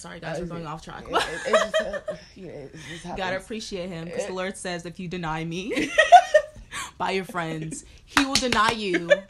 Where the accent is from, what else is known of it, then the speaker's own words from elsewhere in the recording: Katy, Texas, United States; especially growing up in Katy.